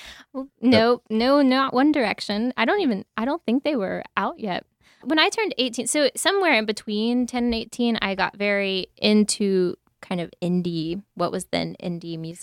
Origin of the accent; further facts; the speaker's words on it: Asheville, North Carolina, United States; moved away; also born or lived in Nashville; I was born in Asheville, North Carolina